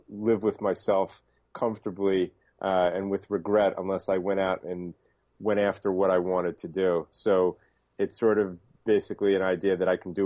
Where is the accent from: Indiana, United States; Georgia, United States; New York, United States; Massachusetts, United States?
New York, United States; New York City; also born or lived in Miami Beach; I'm originally from the Bronx in New York, and I split my time now between Miami Beach and New York City